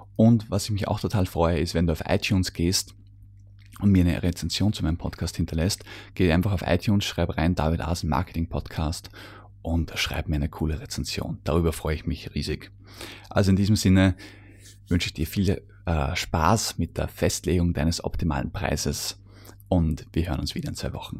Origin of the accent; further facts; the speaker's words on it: Austria; bei uns in Österreich